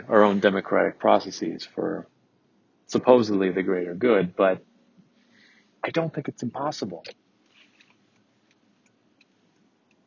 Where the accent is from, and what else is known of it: Michigan, United States; born or raised there